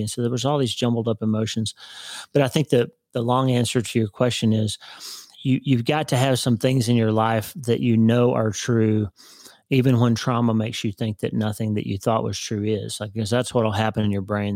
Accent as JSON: {"language": "English", "region": "Oklahoma", "country": "United States", "tie": "born or raised there", "said": "I grew up in Oklahoma"}